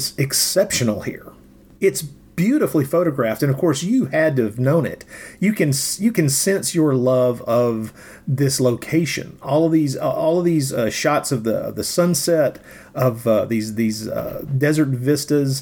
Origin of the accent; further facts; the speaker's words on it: Tennessee, United States; I grew up in Tennessee